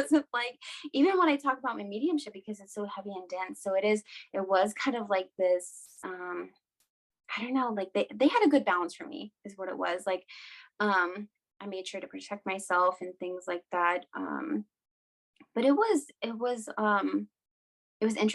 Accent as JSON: {"language": "English", "region": "Washington", "country": "United States", "said": "So I'm Native American. I am from two different tribes in Washington State, Lummi and Nooksack. They are basically like on the border of Canada, like right on the coast."}